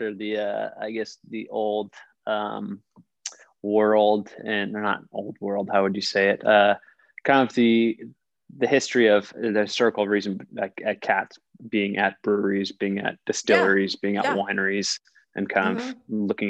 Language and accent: English; Southern California, United States; I grew up in Southern California